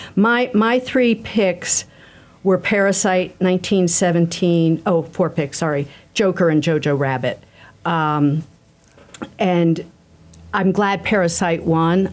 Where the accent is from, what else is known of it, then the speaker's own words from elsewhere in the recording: Philadelphia, Pennsylvania, United States; I grew up in Philadelphia at the time